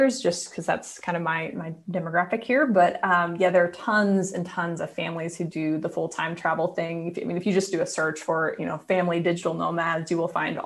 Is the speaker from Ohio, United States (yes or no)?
no; Indiana, United States; moved away as an adult; also born or lived in Nashville, Tennessee / Austin, Texas; I'm from Indiana originally, but I went to school in Nashville at Belmont